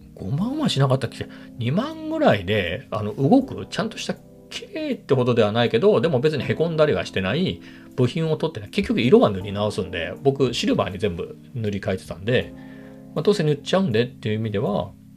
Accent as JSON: {"language": "Japanese", "region": "Ibaraki", "country": "Japan", "tie": "born or raised there", "moved": "as an adult", "said": "僕の田舎のね、茨城、茨城なんですけど、田舎の、まあ、友達なり親戚は、まあ、全員車持ってます"}